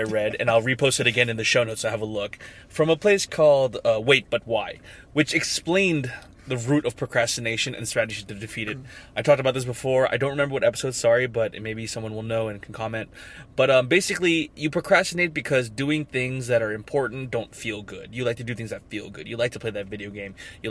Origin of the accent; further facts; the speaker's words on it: Philippines; But I'm from the Philippines.